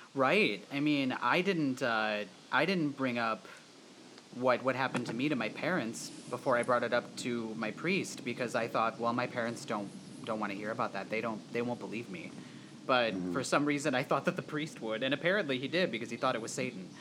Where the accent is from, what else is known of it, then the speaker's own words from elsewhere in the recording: Wisconsin, United States; we're all from Wisconsin